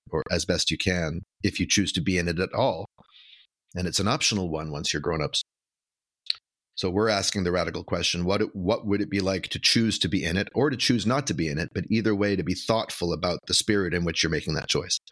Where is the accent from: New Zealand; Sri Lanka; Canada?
Canada; Vancouver, British Columbia; moved away as an adult; now in Brooklyn, United States; I'm from Vancouver, Canada, originally.